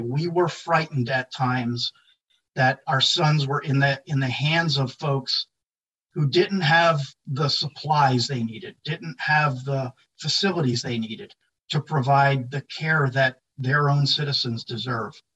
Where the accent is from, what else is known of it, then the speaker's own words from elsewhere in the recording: Philadelphia, Pennsylvania, United States; outside of Philadelphia, which was my hometown